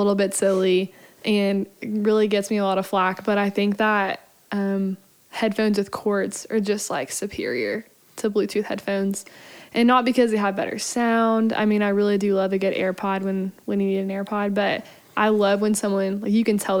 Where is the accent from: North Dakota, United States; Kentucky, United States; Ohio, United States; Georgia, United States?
Kentucky, United States; Lexington; I'm on staff here, and I'm from Lexington, repping the hometown turf.